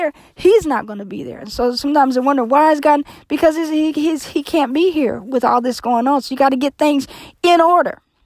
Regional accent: Indianapolis, Indiana, United States; every year I hold a yearly meeting in my hometown of Indianapolis, Indiana

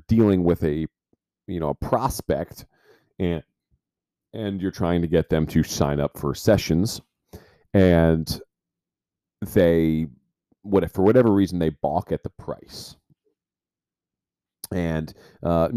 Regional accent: New Jersey, United States; growing up in New Jersey

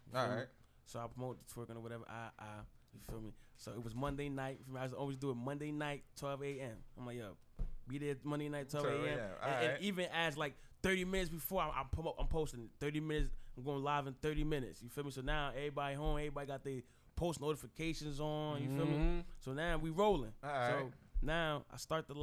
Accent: Irvington, New Jersey, United States; I'm from Irvington, New Jersey

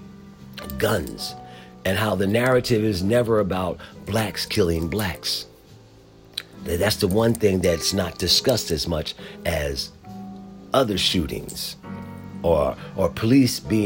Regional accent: Philadelphia, Pennsylvania, United States; moved away; I am originally from Philadelphia.

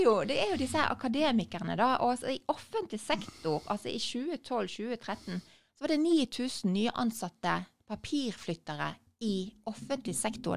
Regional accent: Bergen, Vestland, Norway; er jeg jo fra Bergen

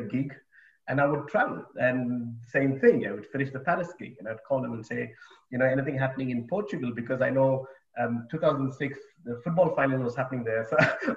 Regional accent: Bangalore, Karnataka, India; moved away as an adult; also born or lived in United Kingdom / Australia / Japan / New Zealand; I grew up in India, in Bangalore.

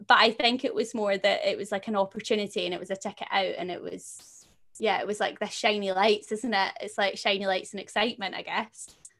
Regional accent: a little town just outside of Glasgow, Scotland, United Kingdom; I come from a little town just outside of Glasgow

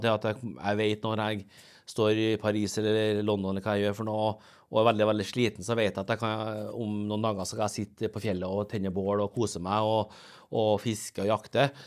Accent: Åfjord, Trøndelag, Norway; also born or lived in Seoul, South Korea / Rosenborg, Trondheim; jeg kommer fra Norge.

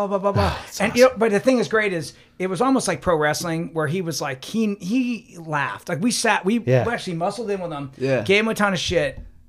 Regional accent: Columbus, Ohio, United States; growing up in Columbus

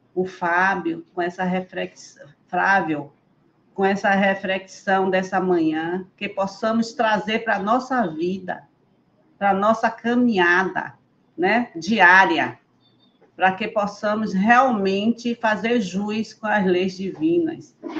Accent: Bahia, Brazil; Eu sou baiana, eu sou baiana, estou em Recife só passeando

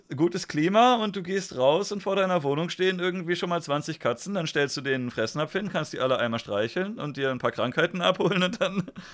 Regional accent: Germany; Ich bin jetzt in Deutschland einfach hingeplumpst

